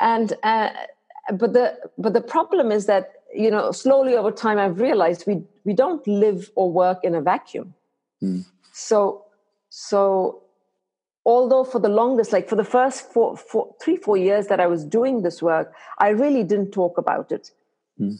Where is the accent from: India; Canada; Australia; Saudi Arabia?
India; moved away as an adult; now in United States; I did all my medical, my high school and medical school in India